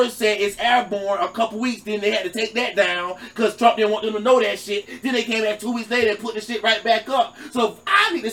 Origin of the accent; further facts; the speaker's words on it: United States; I'm American black